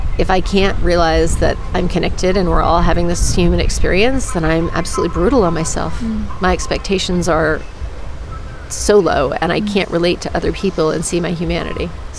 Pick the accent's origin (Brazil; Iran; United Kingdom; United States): United States; Yeah, well, I'm American. There's, there's plenty to not be proud of.